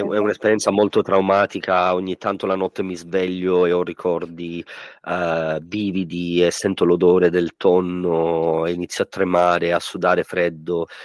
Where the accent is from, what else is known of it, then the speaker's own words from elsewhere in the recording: Sicily, Italy; moved away; andiamo in Sicilia, al mio paese